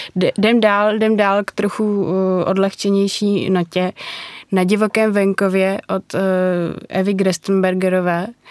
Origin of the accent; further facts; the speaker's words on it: Prague, Czechia; Já jsem z Prahy od jak živa